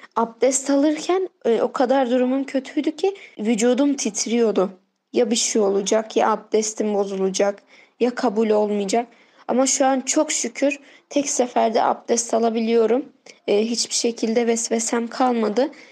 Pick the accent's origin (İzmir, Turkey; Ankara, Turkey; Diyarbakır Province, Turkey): Diyarbakır Province, Turkey; Diyarbakır